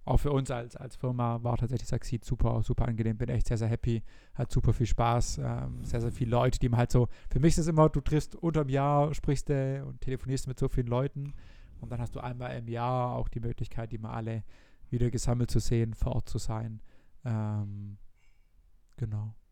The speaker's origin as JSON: {"language": "German", "country": "Germany", "said": "bei uns in Deutschland"}